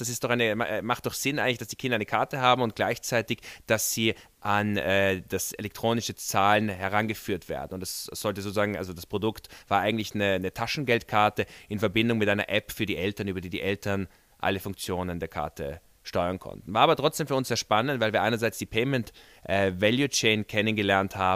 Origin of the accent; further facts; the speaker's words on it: Vienna, Austria; wir sind beide Wiener und wir haben 2013 Unterne unser Unternehmen auch in Wien gegründet.